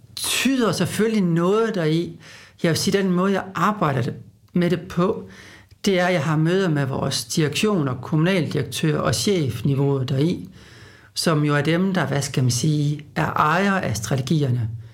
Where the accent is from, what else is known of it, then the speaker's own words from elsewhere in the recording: Aalborg, North Denmark Region, Denmark; moved away; Nu er jeg jo fra Aalborg, så jeg er sådan lidt en tilflytter